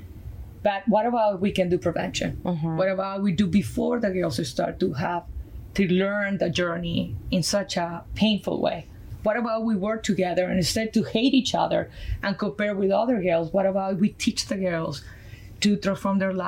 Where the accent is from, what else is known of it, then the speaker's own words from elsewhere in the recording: Colombia; accent: Colombian; English is a second language; moved away as an adult; my background from Colombia, South America, my accent is from there. I went to school there to do architecture